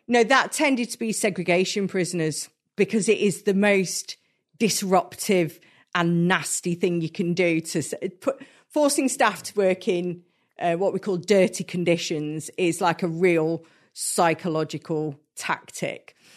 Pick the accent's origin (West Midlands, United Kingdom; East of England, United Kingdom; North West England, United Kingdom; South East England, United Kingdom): East of England, United Kingdom; Hertfordshire; moved away; I grew up in Hertfordshire and, like, just north of London